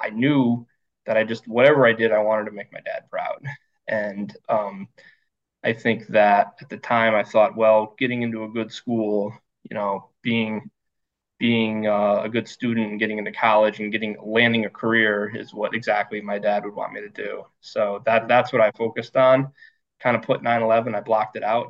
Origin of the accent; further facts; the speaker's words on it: rural Connecticut, United States; I was born in Connecticut, born and raised uh, in rural Connecticut